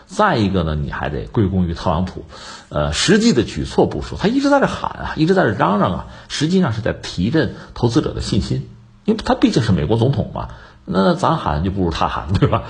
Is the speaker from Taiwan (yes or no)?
no; China; 对我们中国人来讲呢，马哈蒂尔大家比较熟悉